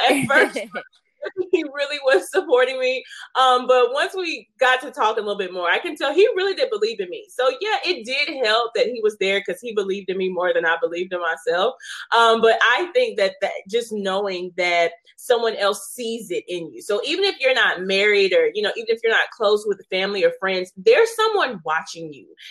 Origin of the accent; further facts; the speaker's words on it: Shreveport, Louisiana, United States; I am from Shreveport, Louisiana